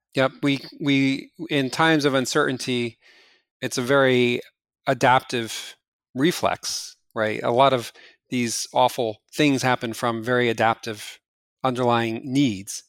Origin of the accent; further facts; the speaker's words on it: New Jersey, United States; moved away; New Jersey, my hometown